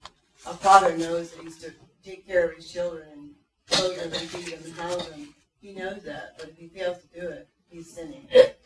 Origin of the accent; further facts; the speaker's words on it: West Virginia, United States; I'm from West Virginia